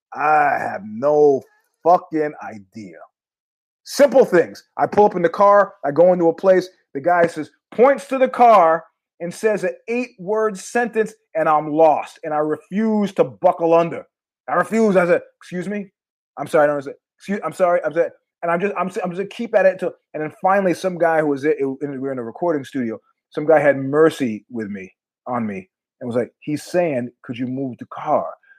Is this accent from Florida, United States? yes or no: no; New York, United States; moved away as an adult; We're from New York.